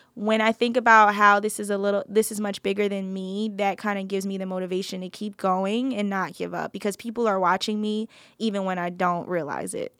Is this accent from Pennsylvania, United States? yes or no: no; New Jersey, United States; moved away; I grew up in New Jersey